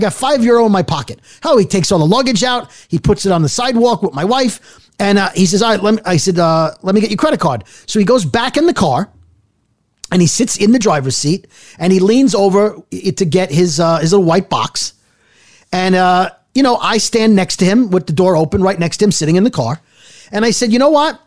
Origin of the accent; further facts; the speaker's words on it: United States; as an American